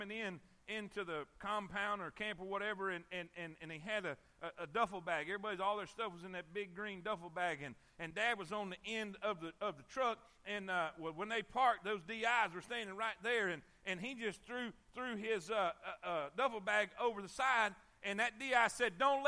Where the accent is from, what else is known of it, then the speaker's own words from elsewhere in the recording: South Florida, United States; I'm from South Florida